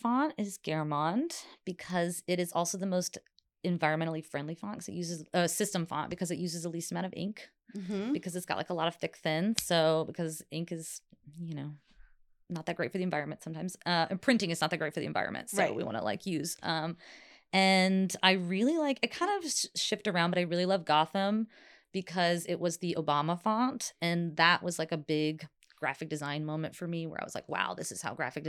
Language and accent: English; Southeast, United States; my grandma's from Oklahoma, and growing up in the Southeast, like, cooking was such a thing.